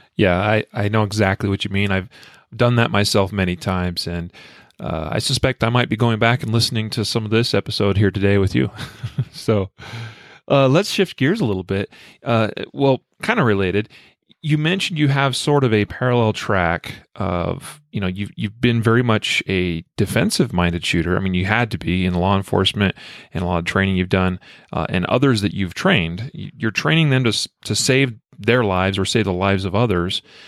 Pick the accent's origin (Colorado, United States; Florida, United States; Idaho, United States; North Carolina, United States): Idaho, United States; I am from Idaho